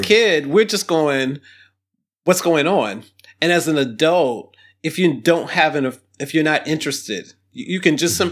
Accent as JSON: {"language": "English", "town": "Toledo", "region": "Ohio", "country": "United States", "tie": "born or raised there", "said": "we were poor kids growing up in Ohio"}